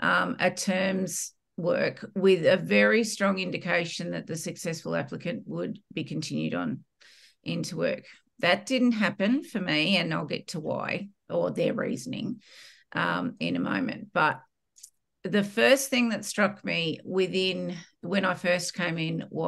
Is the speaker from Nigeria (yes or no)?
no; Australia; accent: Australian; if you can't tell by my accent, I'm Australian